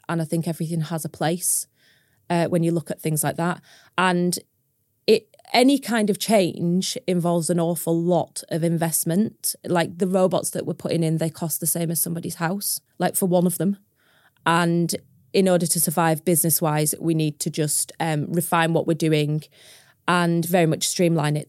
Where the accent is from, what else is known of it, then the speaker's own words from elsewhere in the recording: Preston, North West England, United Kingdom; moved away as an adult; now in Cumbria, United Kingdom; I'm from Preston originally. I'm not from a farming background. I'm from a city. I went to a huge school.